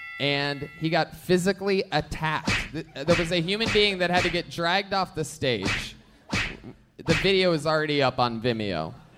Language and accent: English; Dallas, Texas, United States; I'm from Dallas.